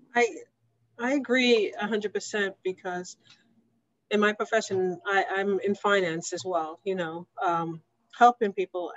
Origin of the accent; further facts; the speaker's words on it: New York City, New York, United States; I was raised in the North Bronx